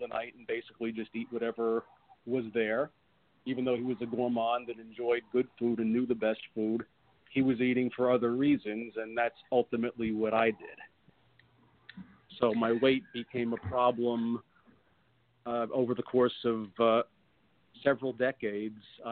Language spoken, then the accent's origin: English; New York, United States; I grew up in New York.